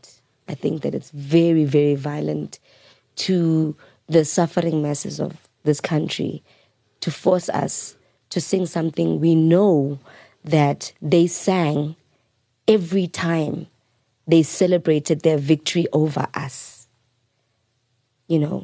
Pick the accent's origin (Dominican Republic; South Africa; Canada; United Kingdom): South Africa; I'm the black South African